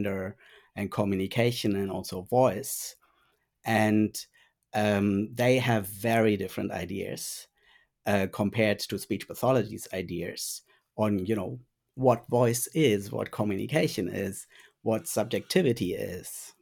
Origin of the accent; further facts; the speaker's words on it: Germany; first language German; English is a second language; moved away as an adult; now in Bendigo, Australia; I originally did my training in speech pathology in Germany. And German is also my first language